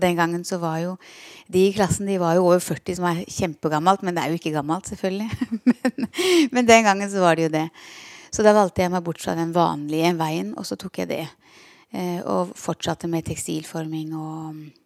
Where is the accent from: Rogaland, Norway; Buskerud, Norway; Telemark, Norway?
Telemark, Norway; Porsgrunn; moved away as an adult; also born or lived in Skien; now in Kristiansand, Norway; Jeg er fra Porsgrunn, så det er mitt uh, fødested og min fødeby.